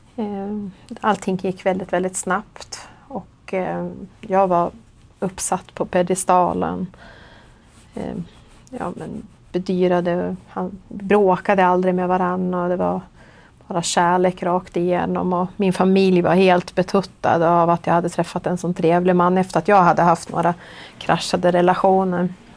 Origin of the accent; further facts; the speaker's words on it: Gävle, Gävleborg County, Sweden; jag är 48 år. Och jag kommer från Gävle